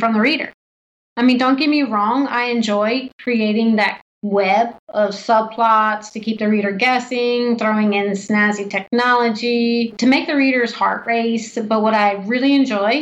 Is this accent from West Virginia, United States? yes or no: yes; Martinsburg, West Virginia, United States; also born or lived in Washington, D.C.; my hometown, Martinsburg, West Virginia